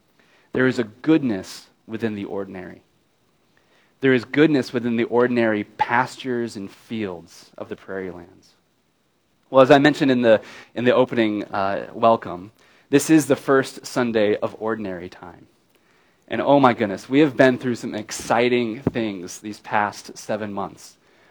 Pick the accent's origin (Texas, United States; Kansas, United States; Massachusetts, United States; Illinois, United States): Kansas, United States; I grew up in Kansas